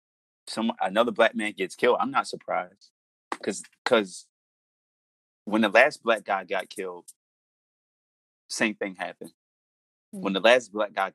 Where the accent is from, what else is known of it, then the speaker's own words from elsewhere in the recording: Baltimore, Maryland, United States; I'm from Baltimore. I grew up in inner city Baltimore